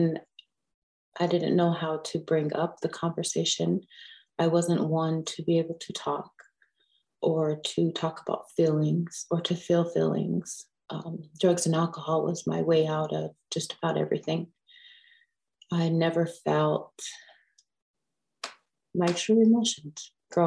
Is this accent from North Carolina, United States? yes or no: no; Pine Ridge, South Dakota, United States; I was born and raised in Pine Ridge.